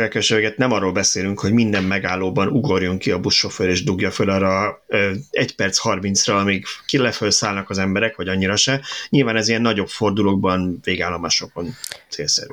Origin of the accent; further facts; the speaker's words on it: Budapest, Hungary; 22-ben nőttem fel